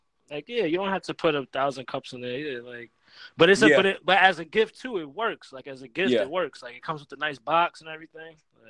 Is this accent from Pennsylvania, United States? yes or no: no; Staten Island, New York, United States; where I grew up in Staten Island. There was a few Spanish kids, but it was like they play spades.